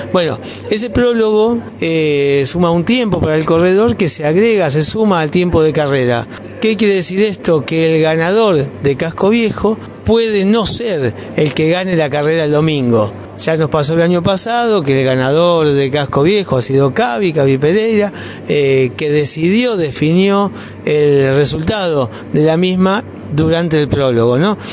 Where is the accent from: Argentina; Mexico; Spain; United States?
Argentina; Río Grande, Tierra del Fuego; somos, ¿no? Riograndenses